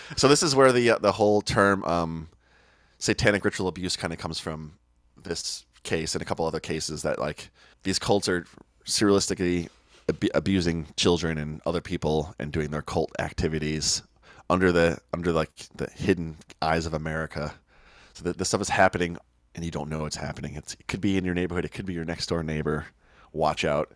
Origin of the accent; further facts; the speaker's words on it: Oak Park, Illinois, United States; also born or lived in Chicago; I grew up in Oak Park, just next to Chicago.